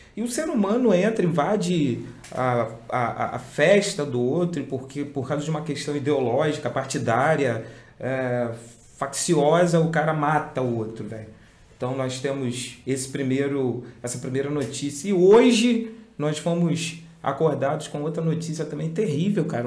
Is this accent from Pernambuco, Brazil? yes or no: no; Cabo Frio, Rio de Janeiro, Brazil; nós somos de Cabo Frio, região dos Lagos, interior do Rio de Janeiro